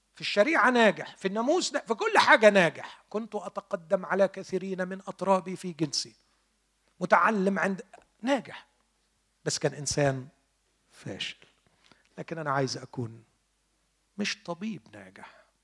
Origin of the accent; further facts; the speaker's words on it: Egypt; عندنا في مصر